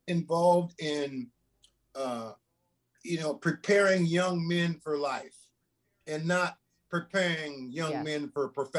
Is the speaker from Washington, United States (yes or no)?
yes; Tacoma, Washington, United States; moved away; also born or lived in Portland, Oregon / Eugene, Oregon; I grew up in Tacoma, Washington